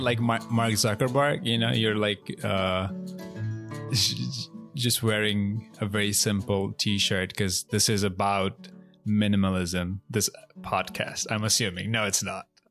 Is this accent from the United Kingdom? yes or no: no; Bangladesh; now in United States; I'm not American. I'm from Bangladesh. I was born and raised in Bangladesh, so I'm not a citizen.